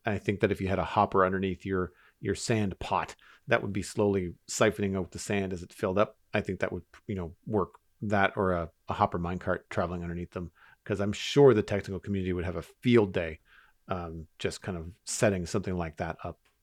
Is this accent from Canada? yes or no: yes; Canada; As a Canadian